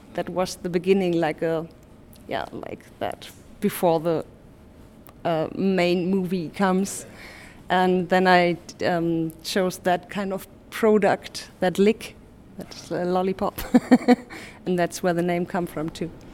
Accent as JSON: {"language": "English", "region": "Hamburg", "country": "Germany", "tie": "born or raised there", "said": "in Hamburg, my hometown"}